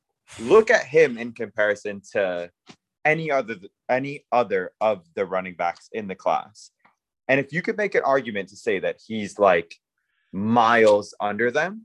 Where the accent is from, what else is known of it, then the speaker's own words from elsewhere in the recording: Canada; I'm Canadian.